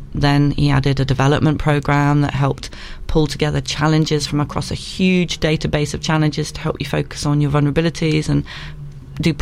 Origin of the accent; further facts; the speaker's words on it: Isle of Wight, South East England, United Kingdom; I'm from the Isle of Wight.